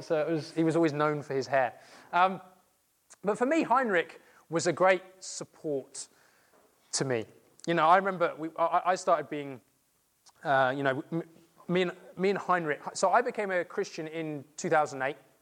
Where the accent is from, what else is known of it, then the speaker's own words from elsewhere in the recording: England, United Kingdom; being English